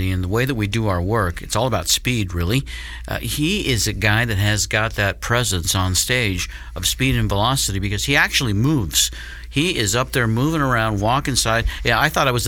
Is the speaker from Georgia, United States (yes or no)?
no; Denver, Colorado, United States; I was born in Denver and in Colorado, but Denver is my team